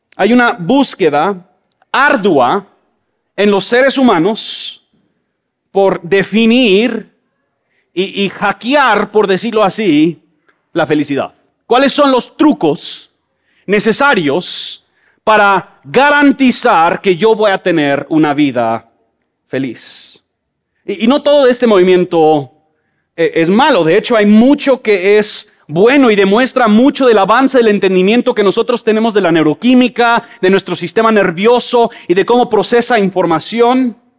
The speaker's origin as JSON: {"language": "Spanish", "country": "Mexico", "tie": "born or raised there", "moved": "yes", "lives_now": "Guatemala City, Guatemala", "said": "Yo crecí en México"}